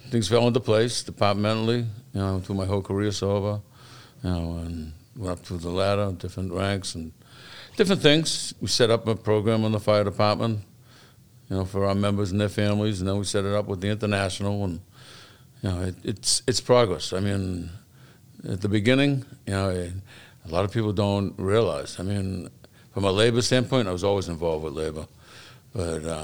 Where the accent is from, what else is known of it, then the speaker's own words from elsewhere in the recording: Boston, Massachusetts, United States; also born or lived in Dorchester / Quincy, Massachusetts; I grew up in South Boston. I moved to Dorchester. I've been in Quincy for about 40 years.